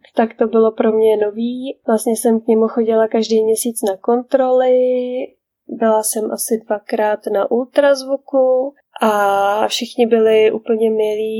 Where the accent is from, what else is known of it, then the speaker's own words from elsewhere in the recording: Czechia; first language Czech; moved away as an adult; now in Canada; já jako Češka